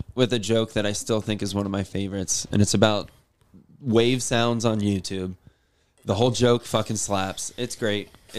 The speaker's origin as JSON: {"language": "English", "town": "Sarasota", "region": "Florida", "country": "United States", "tie": "born or raised there", "also_born_or_lived": "Bradenton, Florida", "said": "growing up in, Florida."}